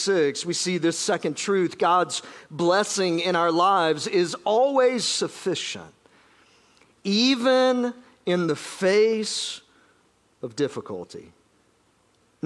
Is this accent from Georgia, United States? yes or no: yes; South Georgia, United States; moved away; I grew up in South Georgia